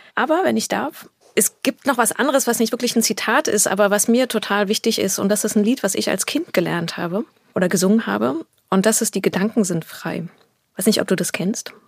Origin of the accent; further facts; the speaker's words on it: Berlin, Germany; In Berlin bin mhm. ich aufgewachsen